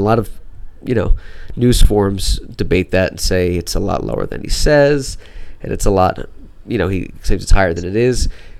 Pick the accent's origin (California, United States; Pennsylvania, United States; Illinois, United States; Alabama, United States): Pennsylvania, United States; Wilkes-Barre; I grew up in Wilkes-Barre.